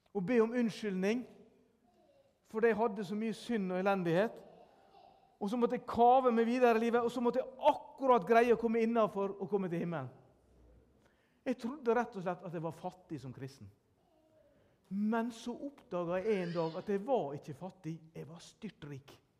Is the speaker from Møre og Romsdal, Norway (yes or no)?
yes; Sunnmøre, Møre og Romsdal, Norway; jeg er sunnmøring.